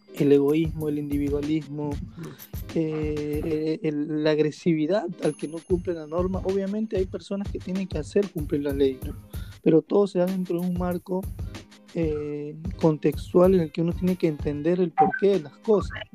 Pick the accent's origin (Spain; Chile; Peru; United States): Peru; como peruanos